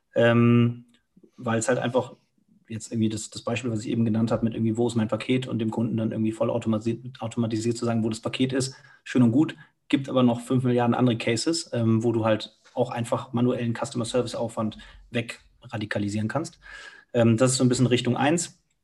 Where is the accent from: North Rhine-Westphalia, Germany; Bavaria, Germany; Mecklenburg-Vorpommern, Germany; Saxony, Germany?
North Rhine-Westphalia, Germany; Cologne; moved away as an adult; now in Munich, Germany; ich bin direkt in Müngersdorf groß geworden, du wohnst neben dem Stadion